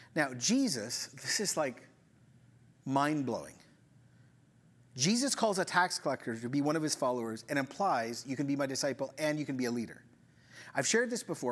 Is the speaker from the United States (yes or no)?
no; Ecuador; moved away; I grew up in Ecuador